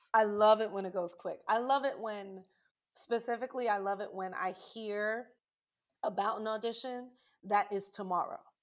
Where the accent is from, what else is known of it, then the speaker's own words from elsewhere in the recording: New York City, New York, United States; being from New York, I'm originally from Brooklyn, New York